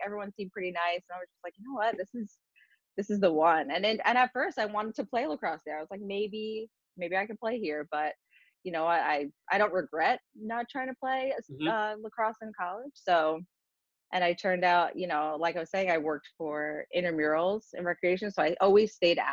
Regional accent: Fair Lawn, New Jersey, United States; At Fairlawn High School, in my hometown.

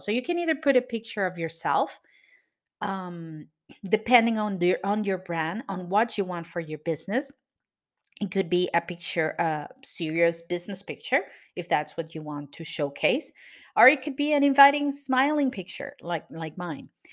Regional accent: Venezuela; now in Cascais, Portugal; I am from Venezuela, but I live in Portugal.

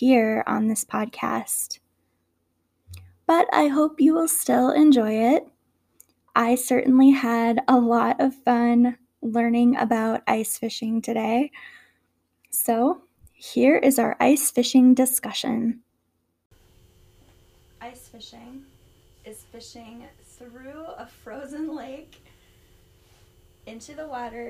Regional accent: Minnesota, United States; I grew up in Minnesota, and here we have long, cold winters

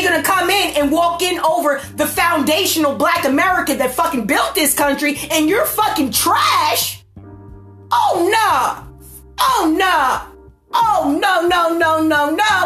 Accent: United States; I'm black and I'm fucking beautiful and I'm fucking American

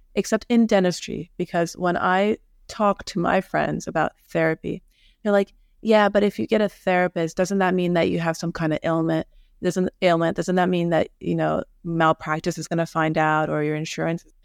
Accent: New York, United States; I'm from New York. I'm here in New York

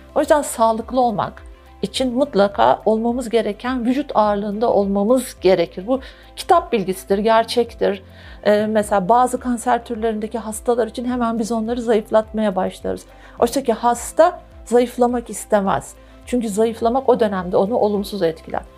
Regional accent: Turkey; Türkler olarak

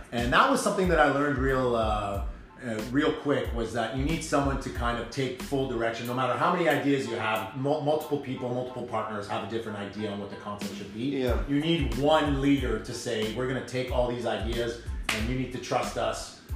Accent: Ottawa, Ontario, Canada; also born or lived in Gloucester, Ontario / Orleans, Ontario; I grew up in Ottawa, um, born in uh, Gloucester

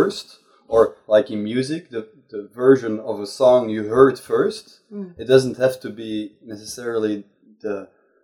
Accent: Flanders, Belgium; I'm from Vlaanderen

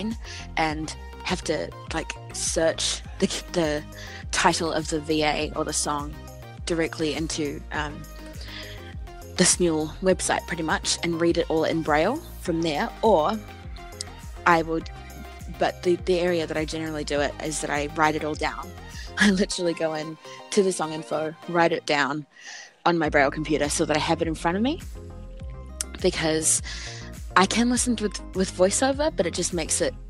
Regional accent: New Zealand; I'm from New Zealand

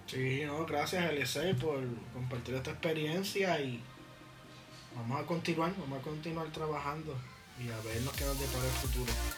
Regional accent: Puerto Rico

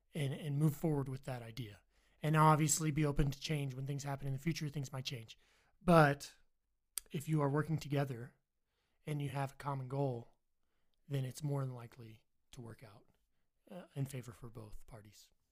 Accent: Virginia, United States; now in Idaho, United States; I'm from Virginia

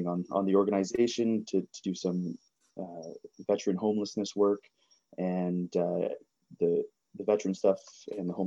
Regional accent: Georgian Bay, central Ontario, Canada; I grew up in northern / central Ontario on Georgian Bay

